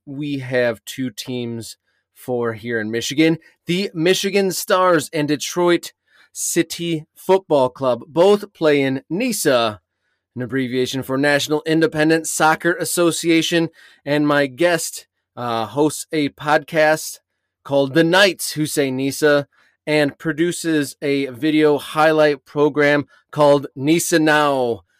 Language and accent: English; England, United Kingdom; I grew up at times in England myself